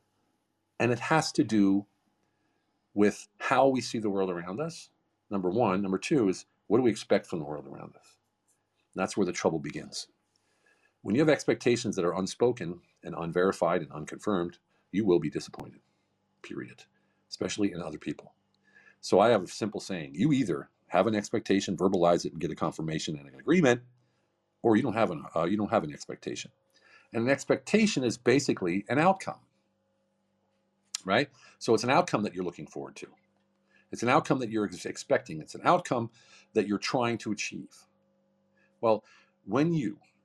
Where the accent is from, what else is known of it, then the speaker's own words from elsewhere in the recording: Pennsylvania, United States; now in Hungary; I'm from Pennsylvania. I live in Hungary, but I'm from Pennsylvania.